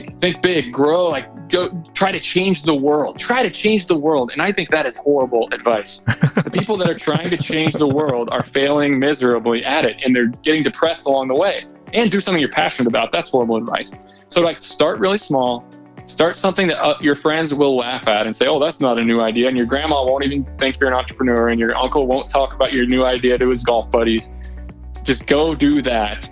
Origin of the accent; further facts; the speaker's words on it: Southern Indiana, United States; moved away as an adult; also born or lived in Ithaca, New York; I'm from Southern Indiana. I raised by two middle-class folks and started a lawn care business in elementary school, hired a high schooler to drive me around town